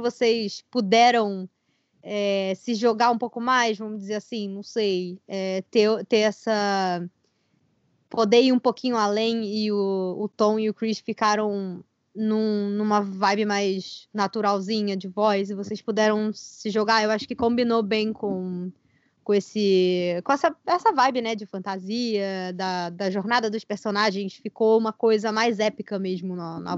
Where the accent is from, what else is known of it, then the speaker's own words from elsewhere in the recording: Brazil; eu sou brasileira